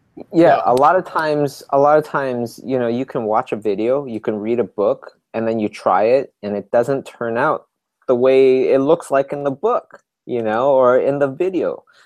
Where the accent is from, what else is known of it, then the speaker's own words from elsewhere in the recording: Canada; we're from Canada